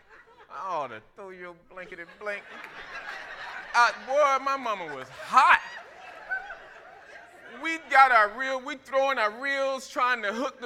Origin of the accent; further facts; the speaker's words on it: Florida, United States; I grew up in Florida